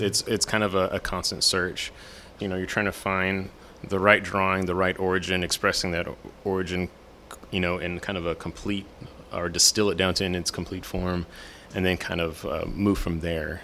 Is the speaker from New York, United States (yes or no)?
no; San Antonio, Texas, United States; now in Houston, United States; I grew up in San Antonio